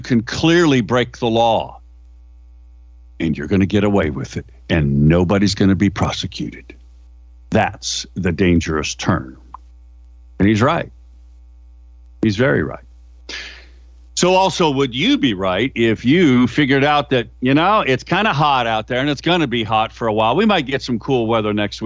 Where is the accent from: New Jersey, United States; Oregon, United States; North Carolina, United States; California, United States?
Oregon, United States; Halsey; Halsey, my hometown